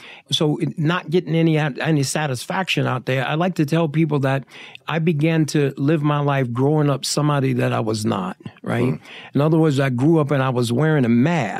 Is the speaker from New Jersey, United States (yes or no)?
no; New York City, New York, United States; accent: Brooklyn; also born or lived in Long Island, New York; now in Las Vegas, United States; I grew up in the streets of New York. Brooklyn and Long Island